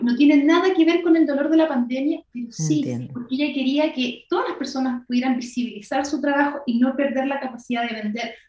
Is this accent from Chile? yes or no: yes; Chile; Somos chaqueteros los chilenos